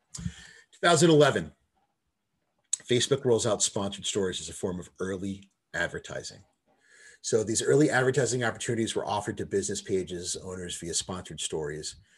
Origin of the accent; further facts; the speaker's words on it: United States; I'm an American